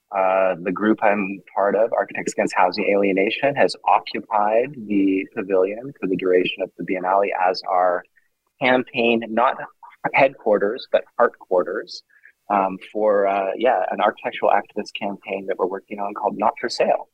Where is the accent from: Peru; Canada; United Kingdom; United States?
Canada; Vancouver, British Columbia; I grew up in Vancouver, um, Vancouver, Canada